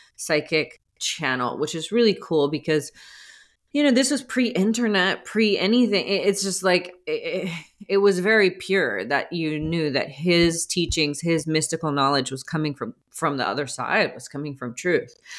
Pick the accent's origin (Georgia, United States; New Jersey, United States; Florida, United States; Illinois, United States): Georgia, United States; outside of Atlanta, suburban; I grew up in suburban, um, Georgia, outside of Atlanta